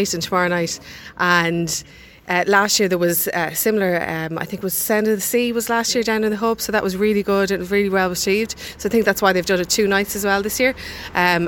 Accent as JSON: {"language": "English", "town": "Dublin", "region": "Leinster", "country": "Ireland", "moved": "yes", "lives_now": "Graignamanagh, Ireland", "said": "I'm originally from Dublin, but my husband's Kilkenny man"}